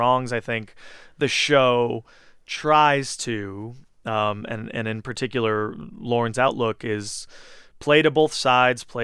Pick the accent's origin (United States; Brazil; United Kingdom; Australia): United States; Southern California; moved away as an adult; now in New York, United States; I was raised in Southern California